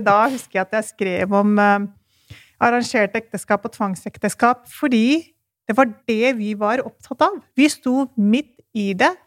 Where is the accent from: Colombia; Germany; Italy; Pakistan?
Pakistan; now in Norway; Jeg kommer jo fra Pakistan, så derfor så refererer jeg og den, den kulturen jeg kan best.